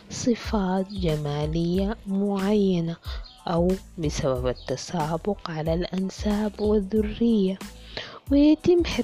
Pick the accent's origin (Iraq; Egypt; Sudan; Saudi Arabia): Sudan; إذا عايزين تعرفوا كيف القضاء نزيه وشفاف وعادل عندنا في السودان يكفي إنه ولا مرة أنصفني القضاء في قضية